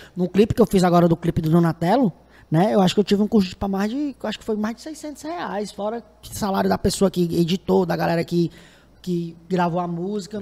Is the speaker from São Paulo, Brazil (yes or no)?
no; Fortaleza, Ceará, Brazil; eu sou do Pirambu